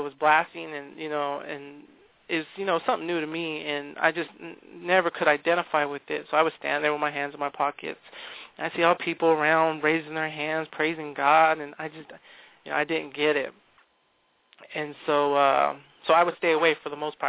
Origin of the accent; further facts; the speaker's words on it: California, United States; moved away; we come from California. Um, we grew up in uh, Calvary Chapel uh, over in California